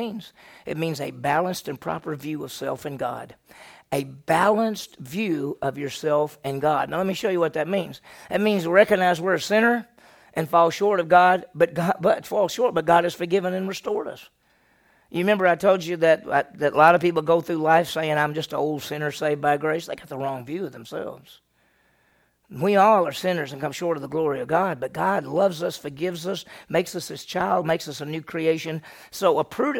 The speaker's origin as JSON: {"language": "English", "region": "Mississippi", "country": "United States", "tie": "born or raised there", "said": "I grew up in Mississippi"}